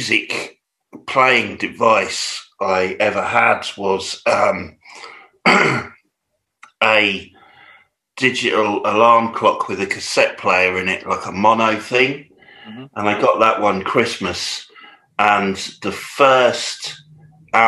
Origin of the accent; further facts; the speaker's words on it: Peterborough, East of England, United Kingdom; also born or lived in Luton; I grew up in Peterborough.